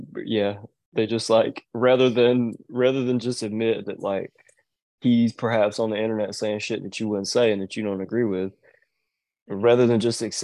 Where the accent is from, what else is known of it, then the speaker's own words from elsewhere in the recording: the South, United States; now in Georgia, United States; I'm from the South